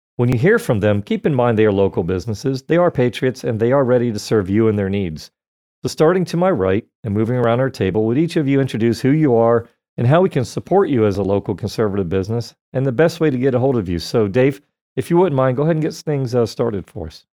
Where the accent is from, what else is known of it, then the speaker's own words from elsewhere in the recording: Florida, United States; born and raised in Florida